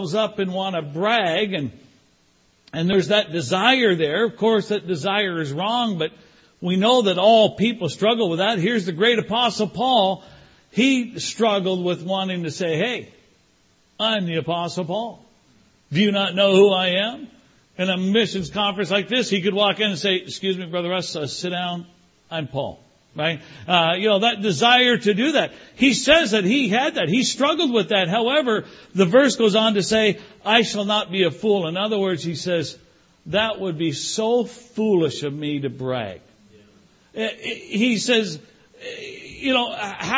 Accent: Canada; moved away; also born or lived in Toronto / California; I was raised in Canada.

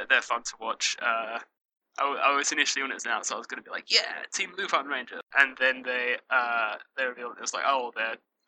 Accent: United Kingdom; I'm British

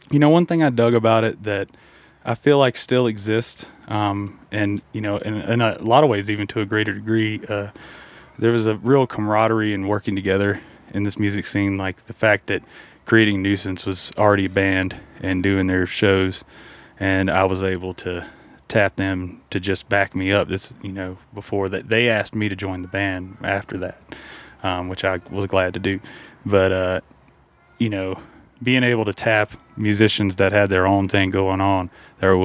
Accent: Mississippi, United States; I came from coming from Mississippi is really. Uh, thick music scene, especially with what I do. Um, so um, I kind of noticed that there was, you know, a, a, at least a, a, growing music scene here when I moved here

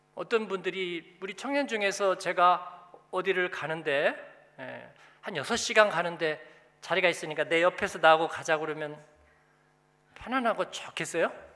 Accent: South Korea; moved away as an adult; also born or lived in Germany; now in Frankfurt, Germany; 내가 공부하고 한국에서 태어나고 어떻게 하다가 독일에 와서 살고 사역하고

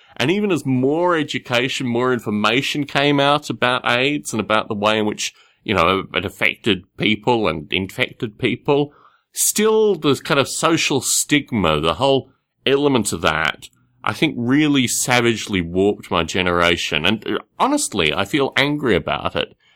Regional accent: Australia; growing up in Australia

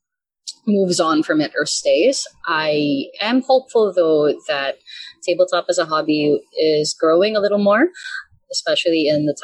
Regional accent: Philippines; born or raised there; also born or lived in Vancouver, Canada

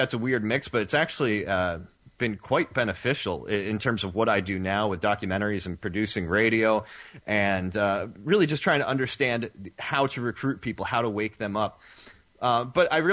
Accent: the Northeast of the United States, United States; I grew up in the Northeast for the most part of the United States

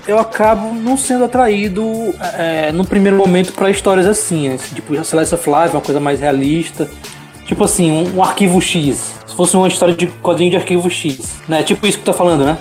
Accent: Fortaleza, Ceará, Brazil; now in Belém, Brazil; eu tô aqui pra Belém do Pará, aqui, mas sou, sou de Fortaleza

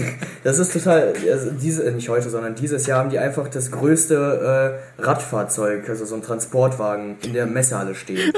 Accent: Cologne, North Rhine-Westphalia, Germany; als Kölner

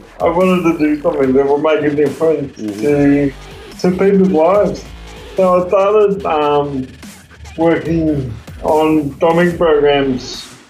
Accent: Tasmania, Australia; now in Melbourne, Australia; I moved to Melbourne in 92 from Tassie, and I worked in IT for a long time

